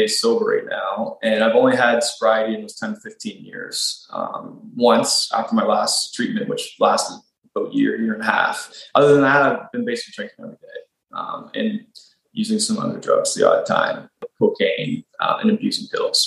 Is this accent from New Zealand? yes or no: no; Nova Scotia, Canada; moved away as an adult; also born or lived in Ontario; I grew up out in Nova Scotia, and then I moved to Ontario for school when I was 18.